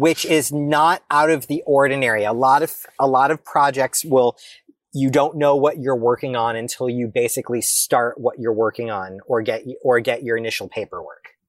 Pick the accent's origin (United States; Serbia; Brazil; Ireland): United States; I, as an American, as an American citizen